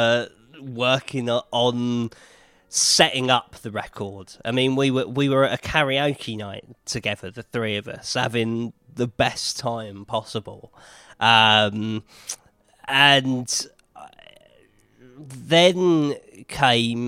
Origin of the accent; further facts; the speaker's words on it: United Kingdom; also born or lived in Hollywood, California; now in Los Angeles, United States; I'm a British music journalist, and I now work out of Hollywood, California